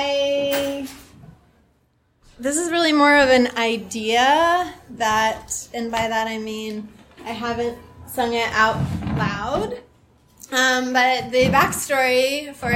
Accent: Vermont, United States; moved away; I grew up in Vermont

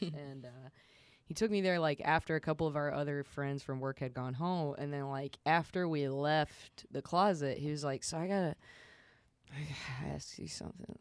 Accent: the South, United States; I'm from the South

